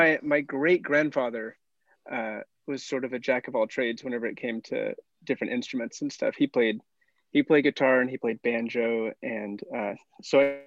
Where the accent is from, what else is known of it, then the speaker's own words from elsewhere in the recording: Arkansas, United States; moved away as an adult; He had a summer internship in my hometown in Arkansas